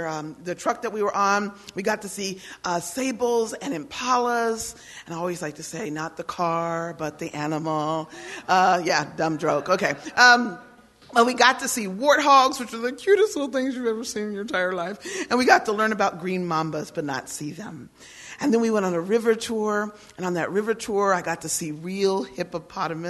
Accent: United States; also born or lived in Germany; I am an American woman.

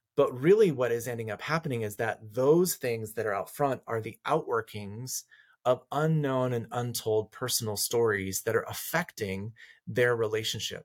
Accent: rural Colorado, United States; I grew up in rural Colorado, up in the mountains

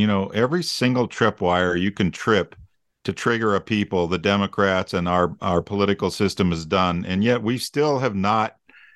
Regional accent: Arizona, United States; we are from Arizona

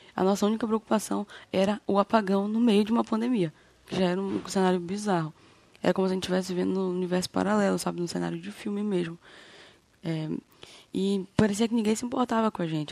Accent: Macapá, Amapá, Brazil; sou de Macapá, aqui no Amapá

